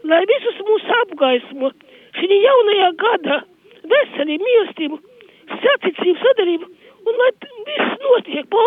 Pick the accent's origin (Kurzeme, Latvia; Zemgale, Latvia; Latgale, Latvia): Latgale, Latvia; sakot, ko es gribu teikt, es esmu nākus no Latgales